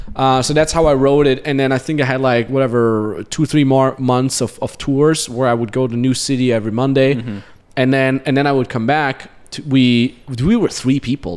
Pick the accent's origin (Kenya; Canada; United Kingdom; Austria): Austria; moved away; we came to Austria to my hometown